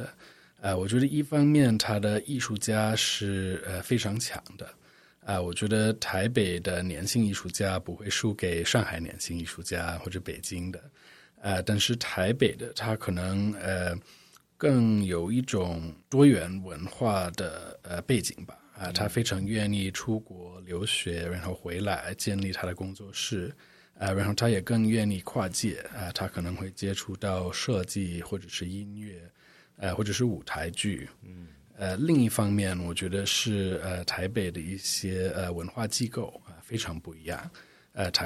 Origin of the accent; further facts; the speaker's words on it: United States; Chinese is a second language; also born or lived in Shanghai / Hong Kong; now in Taipei, Taiwan; 我是美国人